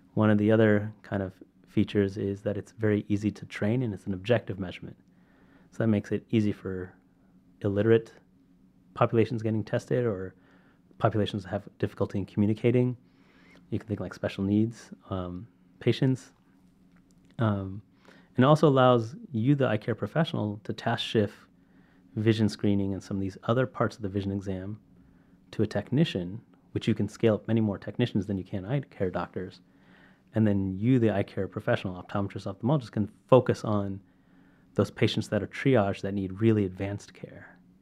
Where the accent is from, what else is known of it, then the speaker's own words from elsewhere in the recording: Sacramento, California, United States; I'm from Sacramento